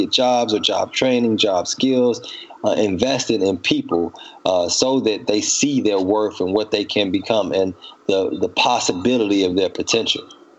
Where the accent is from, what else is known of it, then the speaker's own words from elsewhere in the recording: Chicago, Illinois, United States; moved away as an adult; now in Baltimore, United States; I'm originally from Chicago and Baltimore is home now.